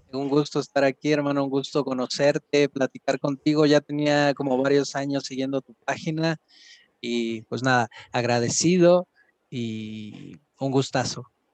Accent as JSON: {"language": "Spanish", "town": "Los Reyes La Paz", "region": "State of Mexico", "country": "Mexico", "said": "soy del oriente del Estado de México, de los Reyes La Paz"}